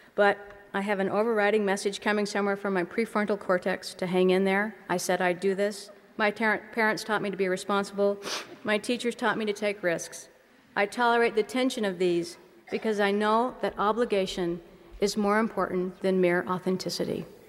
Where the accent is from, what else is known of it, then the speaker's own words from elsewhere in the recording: United States; cultural things some of us do as American Mormons